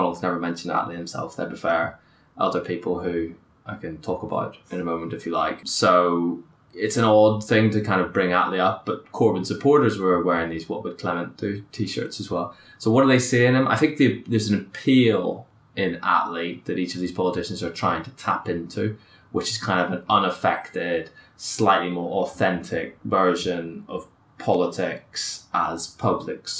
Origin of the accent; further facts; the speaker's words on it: Belfast, Northern Ireland, United Kingdom; I grew up in Belfast